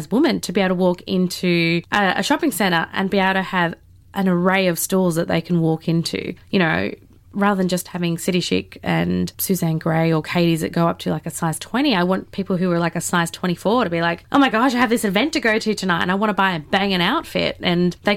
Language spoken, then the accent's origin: English; Melbourne, Victoria, Australia; I grew up in Melbourne